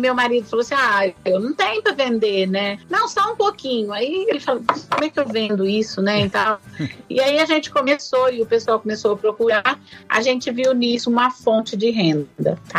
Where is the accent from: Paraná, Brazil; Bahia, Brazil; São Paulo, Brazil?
São Paulo, Brazil; Ipuã; meu pai era meieiro numa fazenda lá no estado de São Paulo, em Ipuã, onde eu nasci